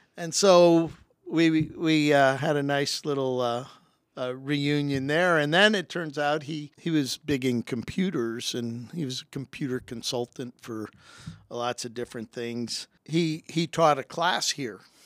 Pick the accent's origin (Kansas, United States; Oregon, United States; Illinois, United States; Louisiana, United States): Illinois, United States; Rock Island; moved away as an adult; also born or lived in Purdue (Indiana) / Pasadena, California; I was selected from Rocky